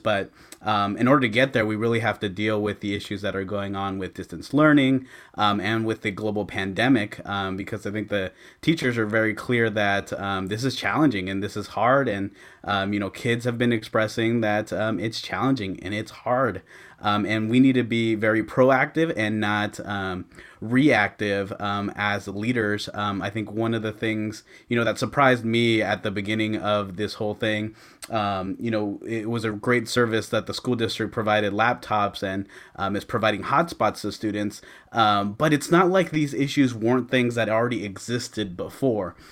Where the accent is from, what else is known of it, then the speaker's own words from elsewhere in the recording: Antioch, California, United States; I grew up here in Antioch